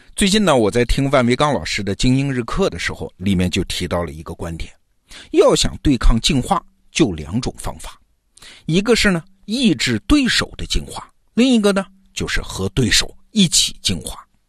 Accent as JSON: {"language": "Chinese", "country": "China", "said": "我们中国人"}